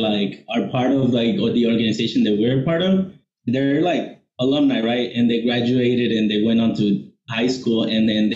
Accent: Mexico; moved away; I was born in Mexico. I'm from like a little, really rural town in Mexico

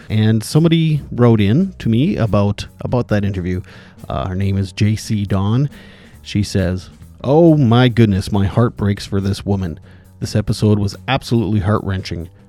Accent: Indian Head, Saskatchewan, Canada; my hometown here where I'm living

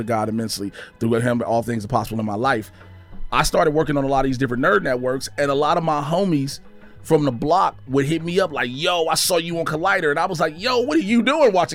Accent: Chicago, Illinois, United States; moved away as an adult; now in Los Angeles, United States; I grew up on the South Side

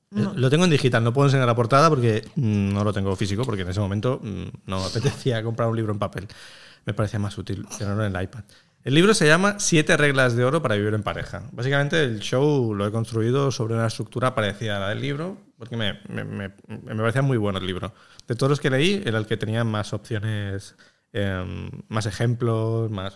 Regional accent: Catalonia, Spain; los catalanes, que somos gente muy aburrida

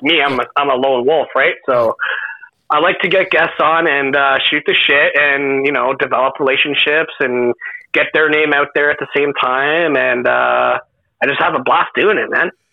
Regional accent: Canada

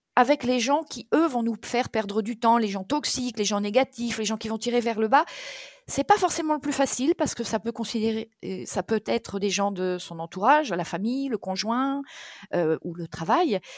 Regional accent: Touraine, Centre-Val de Loire, France; moved away; also born or lived in south of France; je suis d'origine de Touraine.

